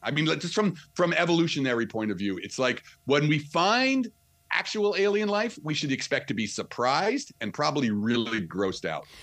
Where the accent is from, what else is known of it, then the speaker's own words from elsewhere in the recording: New Jersey, United States; accent: New Jersey; So I'm from I'm from Jersey, right outside of the city, New York City